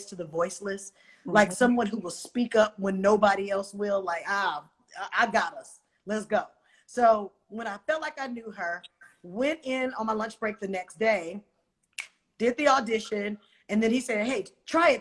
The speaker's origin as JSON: {"language": "English", "town": "Oakland", "region": "California", "country": "United States", "said": "I'm from Oakland"}